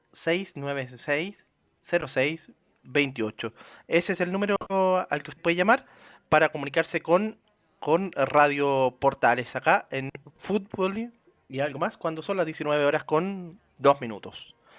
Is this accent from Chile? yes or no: yes; Chile; como chilenos